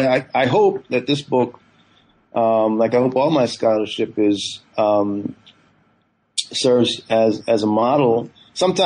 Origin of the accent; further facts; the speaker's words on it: Northern California, United States; also born or lived in Guyana; I was born in Guyana in the 70s and grew up, you know, my family moved to the U.S. I grew up in Northern California